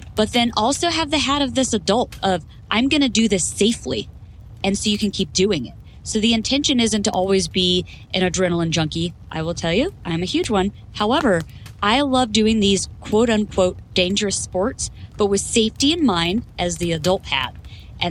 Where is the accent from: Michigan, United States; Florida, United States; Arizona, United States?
Florida, United States; moved away as an adult; now in Idaho, United States; I was born and raised in Florida until I enlisted and went into the Marine Corps